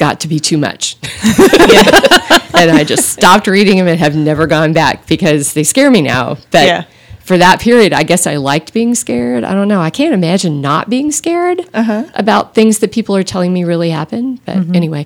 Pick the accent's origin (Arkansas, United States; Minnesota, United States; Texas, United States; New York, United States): Texas, United States; Austin; I grew up in Austin